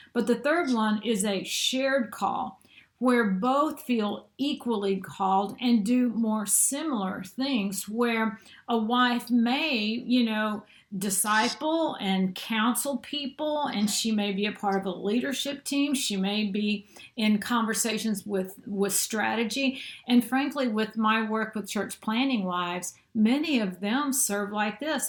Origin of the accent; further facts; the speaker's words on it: St. Louis, Missouri, United States; moved away as an adult; also born or lived in Denver, Colorado; now in Mobile, United States; I'm really from the St. Louis, Missouri area, just south of the city, and. Uh, grew up in a typical middle class home